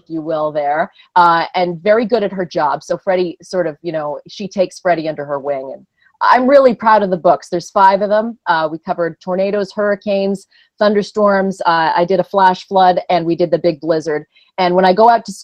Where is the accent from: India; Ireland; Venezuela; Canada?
Canada; Ottawa, Ontario; moved away; I'm from Canada where, you know, ice storms shut our city down for weeks. We had a big ice storm in Ottawa in the 90s